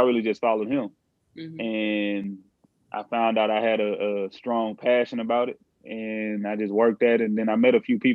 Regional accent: Houston, Texas, United States; I'm from Ailey, Texas, Houston to be exact. Ailey, kind of like the inner city, so to speak. I grew up single parent household

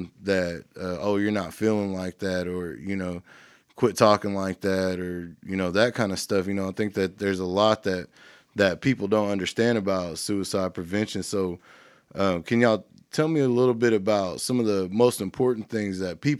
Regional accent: India; we have that, we're Indian men, we're supposed to be able to get through anything.

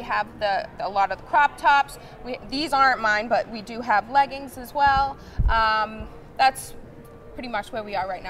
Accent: Cape Cod, Massachusetts, United States; moved away; also born or lived in West Coast; I'm originally from Cape Cod, Massachusetts.

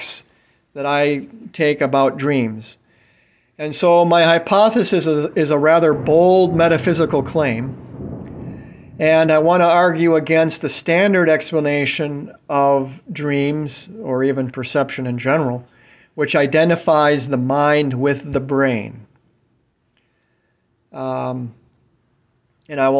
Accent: Tampa, Florida, United States; I'm from Tampa

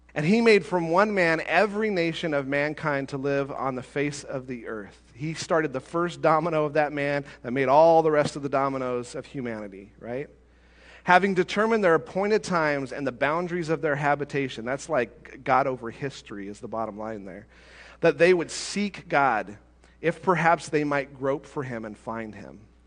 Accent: United States

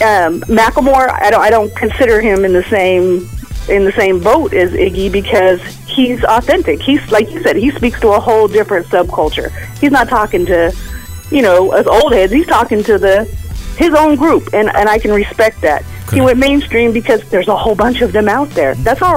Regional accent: Sacramento, California, United States; also born or lived in Portland; now in Charlotte, United States; I'm from Sacramento. I moved to Portland, and now I'm in North Carolina.

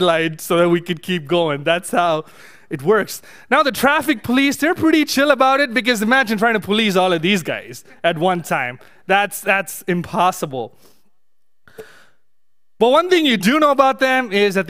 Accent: India; moved away; growing up in India

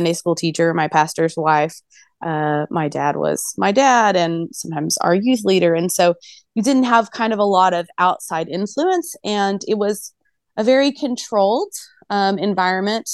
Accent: Bible Belt, Southern United States, United States; I was born in the Southern United States in the Bible Belt

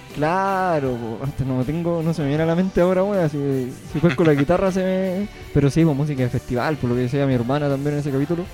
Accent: Punitaqui, Coquimbo, Chile; now in Ovalle, Chile; punitaquino de corazón. Si bien ahora vivo en Ovalle, pero eh, siempre con las raíces eh, en Punitaki, nunca se olvida

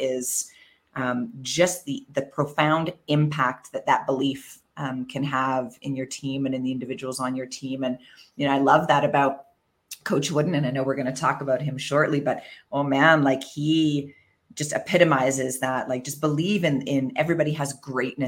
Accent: Canada; moved away as an adult; now in Mexico City, Mexico; as a Canadian

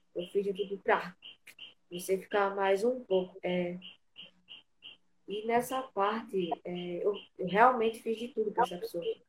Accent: Maceió, Alagoas, Brazil; Eu sou de Maceió.

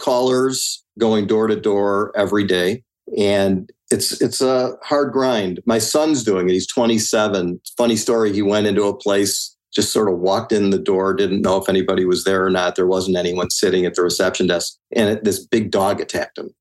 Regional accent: Highland Park, Illinois, United States; I'm from Highland Park, and that's a community on the North Shore uh, near Lake Michigan.

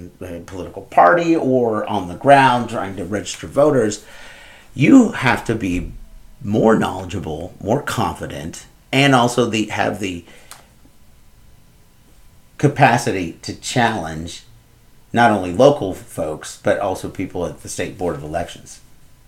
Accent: Moultrie County, Illinois, United States; my hometown, Moultrie County

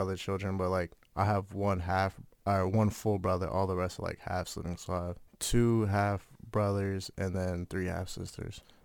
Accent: New Brighton, Minnesota, United States; also born or lived in Winona; I'm originally from Minneapolis, but when I was little, I moved to New Brighton, so that's where I lived, like, most of my childhood.

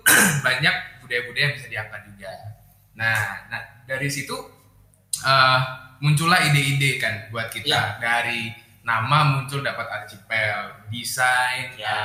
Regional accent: Java, Indonesia; also born or lived in East Nusa Tenggara; gue orang NTT yang gedenya di Pulau Jawa

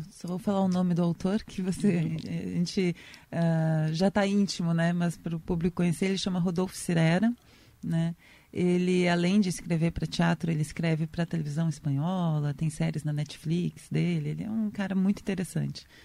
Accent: Santa Maria, Rio Grande do Sul, Brazil; now in São Paulo, Brazil; É, eu, eu sou de Santa Maria, né? Rio Grande do Sul. Eu estudei artes cênicas lá na Federal de Santa Maria.

